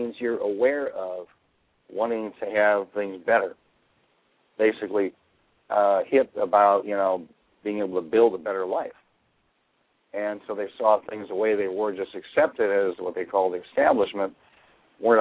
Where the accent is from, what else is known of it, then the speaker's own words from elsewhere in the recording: Chicago, Illinois, United States; Growing up in Chicago gave me that, partially because I was around all kinds of different people.